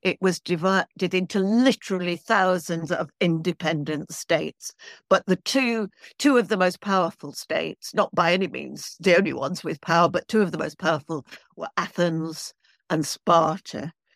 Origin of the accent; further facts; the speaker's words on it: Manchester, North West England, United Kingdom; moved away as an adult; now in London, United Kingdom; I'm from Manchester, which is in the north of England, but I've been in London now. I came to college in London